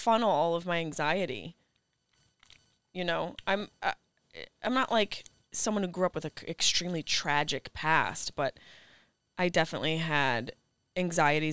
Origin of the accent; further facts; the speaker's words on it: Syracuse, New York, United States; moved away as an adult; also born or lived in Boston, Massachusetts; I grew up in Syracuse, New York.